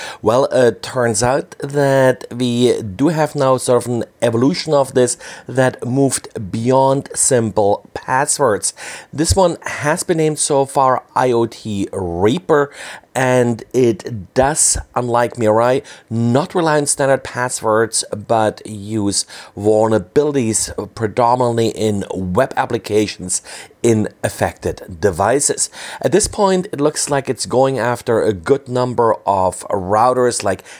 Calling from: Berlin, Germany; I'm recording from Berlin, Germany.

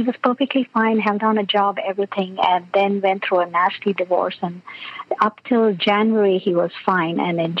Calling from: California, United States; I'm calling from the Bay Area.

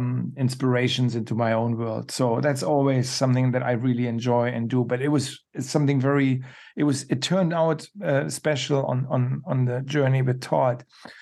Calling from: Iceland; It's late where I am. Mm-hmm. I'm speaking from Iceland, and I've had a long shooting day.

